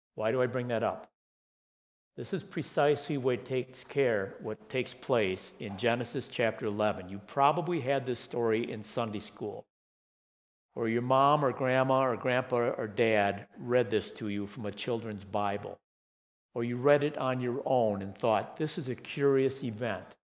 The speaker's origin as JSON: {"language": "English", "town": "Saginaw", "region": "Michigan", "country": "United States", "tie": "born or raised there", "said": "When I was 13 or 14 years old, growing up in Saginaw, Michigan"}